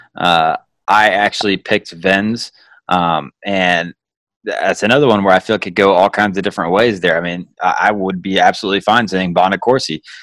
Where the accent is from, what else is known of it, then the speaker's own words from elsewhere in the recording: Georgia, United States; I grew up in Georgia